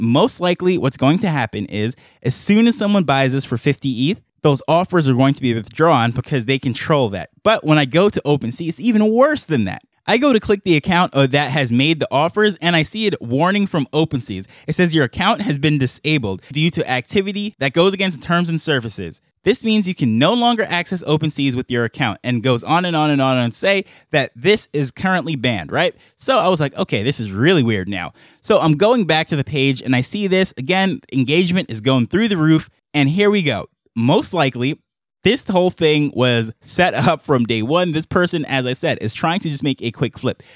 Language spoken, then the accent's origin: English; New York, United States; accent: American; moved away as an adult; now in Jamaica; I have my American accent, I grew up in New York and what have you, I'm currently on the island of Jamaica